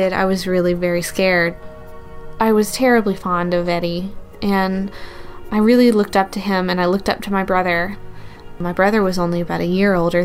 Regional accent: the South, United States; I grew up in the South

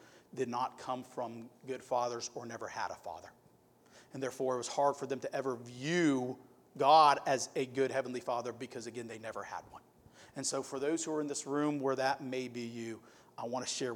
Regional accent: Youngstown, Ohio, United States; moved away; I'm from Youngstown, Ohio. I like boxing. We're like a boxing city

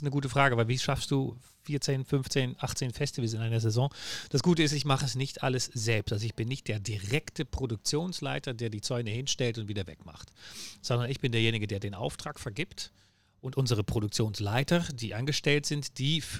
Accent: Netherlands; German is a second language; moved away as an adult; now in Hamburg, Germany; Ich bin Holländer, das hört man auch wahrscheinlich. Ähm, ich bemühe mich, Deutsch zu reden.

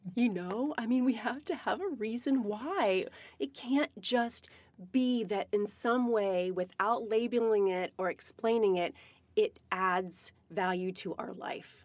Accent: Virginia, United States; now in Seattle, United States; I'm from Virginia

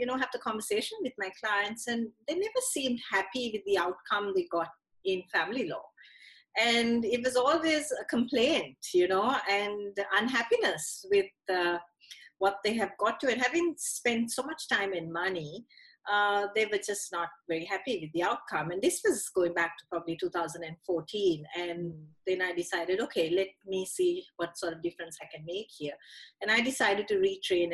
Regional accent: Sri Lanka; moved away as an adult; now in Australia; I grew up in Sri Lanka, so went to university there, went to high school there as well, and moved to Australia in 2003 with a young family.

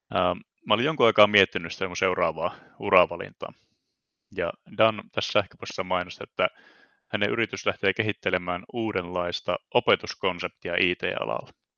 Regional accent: Ii, North Ostrobothnia, Finland; also born or lived in Oulu; Iistä olen itse asiassa kotoisin, elikkä tuon Oulun pohjoispuolelta

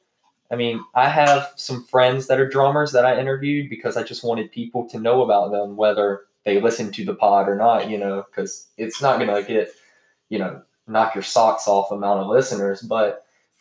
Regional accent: North Carolina, United States; I'm born and raised in North Carolina

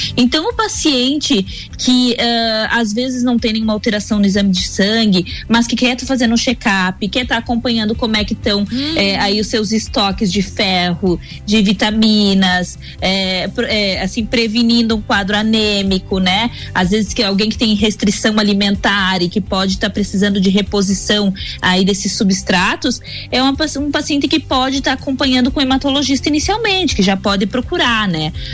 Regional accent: Itajaí, Santa Catarina, Brazil; moved away as an adult; now in Lages, Brazil; eu sou de Itajaí, na realidade, nascida e criada

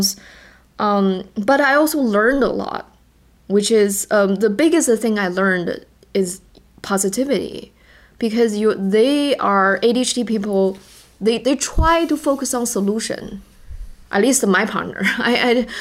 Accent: China; first language Chinese; English is a second language; moved away; my first language is not English. I am Chinese. My native language is Chinese

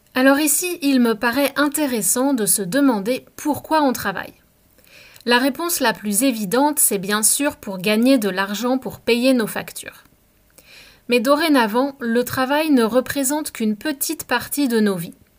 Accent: France; moved away; also born or lived in Canada; je suis Française et que j'ai travaillé en France et à l'étranger

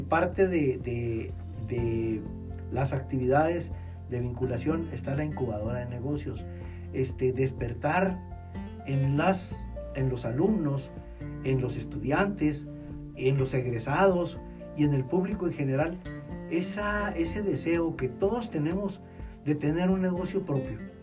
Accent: Chihuahua, Mexico; also born or lived in Monterrey; Aquí nací, aquí crecí, aquí estudié

